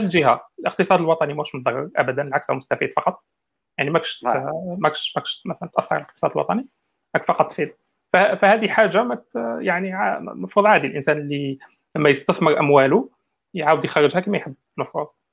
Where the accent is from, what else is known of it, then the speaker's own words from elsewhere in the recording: Algeria; احنا عندنا في الجزائر